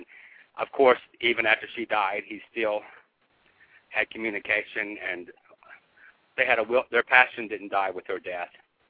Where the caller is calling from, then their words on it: Birmingham, Alabama, United States; Birmingham, Alabama.